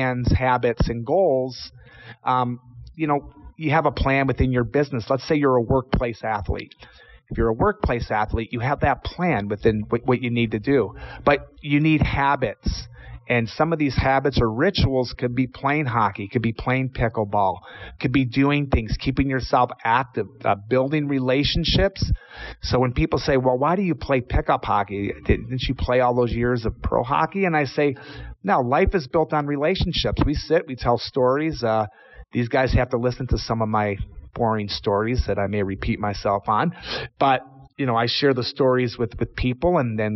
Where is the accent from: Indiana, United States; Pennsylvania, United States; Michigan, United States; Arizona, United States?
Michigan, United States; Oak Park; also born or lived in New York City; now in Charlotte, United States; I grew up in Oak Park